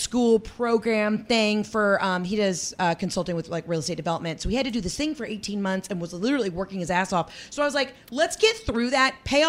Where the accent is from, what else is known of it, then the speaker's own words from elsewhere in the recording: the South, United States; You know, I've even said, you know, God, I'm from the South. All my girlfriends have the most insane rings.